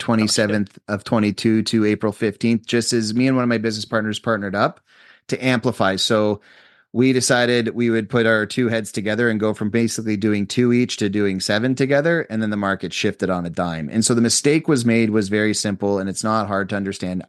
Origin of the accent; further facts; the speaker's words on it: Canada; I'm a Canadian citizen.